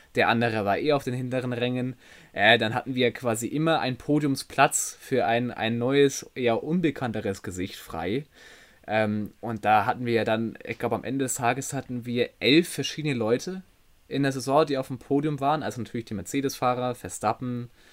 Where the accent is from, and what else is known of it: Germany